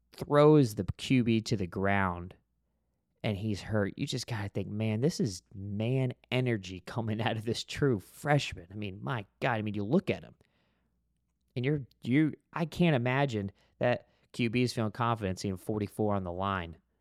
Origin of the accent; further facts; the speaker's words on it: Florida, United States; growing up in Florida